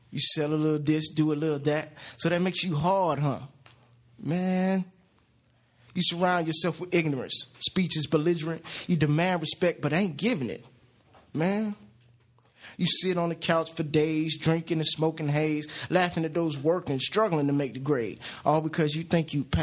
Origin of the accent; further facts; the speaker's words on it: New York City, New York, United States; I'm from New York. You know what I'm saying? Bronx, Queens, Glendale.